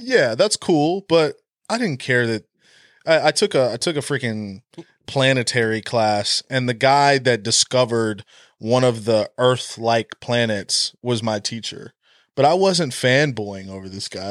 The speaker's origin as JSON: {"language": "English", "region": "Oklahoma", "country": "United States", "tie": "born or raised there", "said": "I was born in Oklahoma, I've been a Sooner my whole life"}